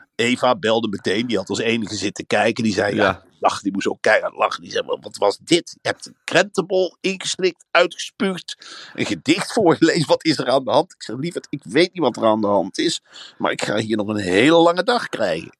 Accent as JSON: {"language": "Dutch", "area": "Veluwe", "region": "Gelderland", "country": "Netherlands", "said": "Ik kom uit de Veluwe"}